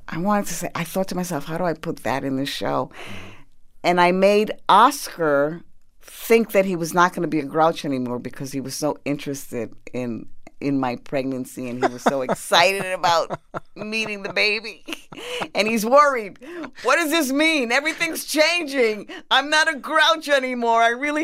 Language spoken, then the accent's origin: English; United States; I was born in the United States, so I was raised on that. And I thought they were proper Spanish words. My mother would use them.